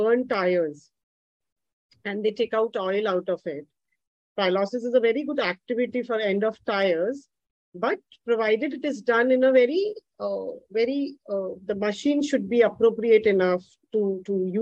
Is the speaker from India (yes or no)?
yes; Jaipur, Rajasthan, India; also born or lived in Delhi; now in Kanpur, India; I come from Rajasthan, from Jaipur, which is a pink city, and then settled in Delhi in metro.